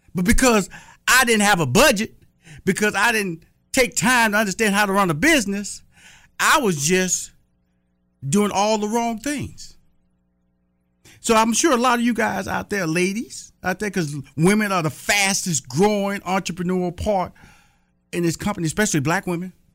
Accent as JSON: {"language": "English", "region": "Texas", "country": "United States", "also_born_or_lived": "Atlanta, Georgia", "said": "I'm from Texas"}